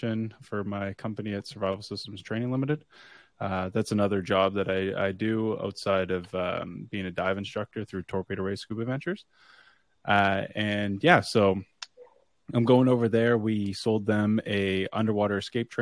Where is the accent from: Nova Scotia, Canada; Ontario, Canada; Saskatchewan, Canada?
Nova Scotia, Canada; I'm born and raised in Nova Scotia